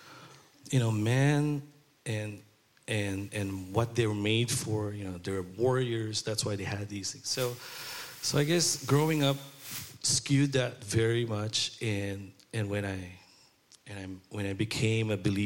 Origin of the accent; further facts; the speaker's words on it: Philippines; moved away; I grew up in Philippines, in Chinatown.